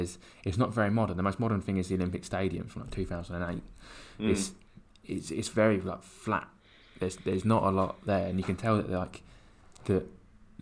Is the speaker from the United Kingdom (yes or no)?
yes; England, United Kingdom; I think as an English tourist